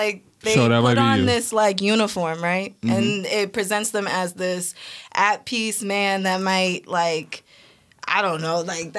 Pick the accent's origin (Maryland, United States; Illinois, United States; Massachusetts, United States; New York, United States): Massachusetts, United States; Boston; I was born and raised in Mission